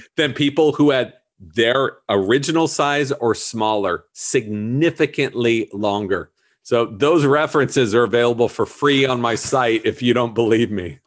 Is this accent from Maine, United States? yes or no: no; Southern California, United States; I grew up in Southern California, so we were just down there all the time